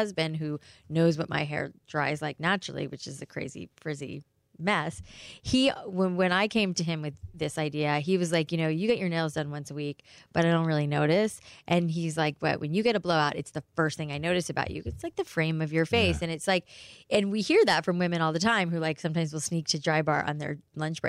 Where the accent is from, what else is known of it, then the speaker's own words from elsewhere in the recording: South Florida, United States; growing up in South Florida